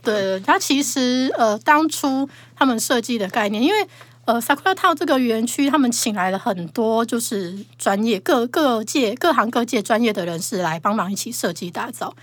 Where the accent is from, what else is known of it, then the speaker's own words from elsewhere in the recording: Taiwan; 我们台湾人